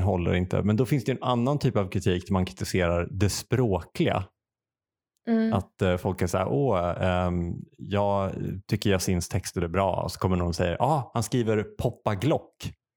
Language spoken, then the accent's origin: Swedish; Uppsala, Uppsala County, Sweden; som Uppsalabo